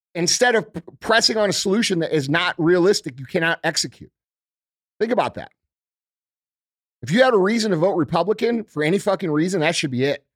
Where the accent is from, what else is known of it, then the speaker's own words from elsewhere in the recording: United States; as a American citizen